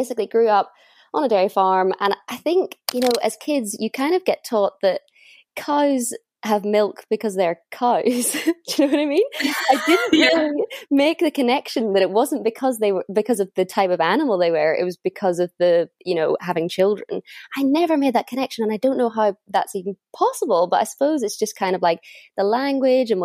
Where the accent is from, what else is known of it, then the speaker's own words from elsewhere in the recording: north coast of Northern Ireland, United Kingdom; moved away as an adult; now in London, United Kingdom; home for me is at the north coast of Northern Ireland.